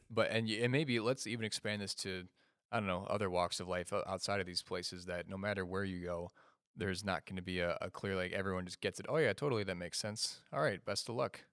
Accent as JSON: {"language": "English", "town": "Chicago", "region": "Illinois", "country": "United States", "said": "I'm from the state of Illinois, but I'm from the Chicagoland area."}